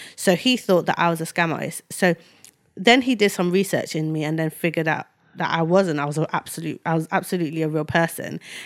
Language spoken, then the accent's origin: English; Nigeria; moved away; I was born in Nigeria